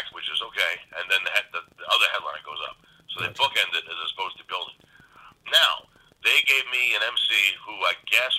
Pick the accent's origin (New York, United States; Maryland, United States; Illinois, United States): New York, United States; New Yorkers are a little more direct and honest, but it doesn't mean we're rude